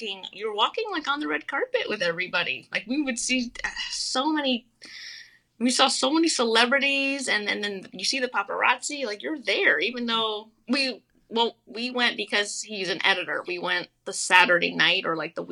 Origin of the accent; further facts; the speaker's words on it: New York, United States; I'm from New York.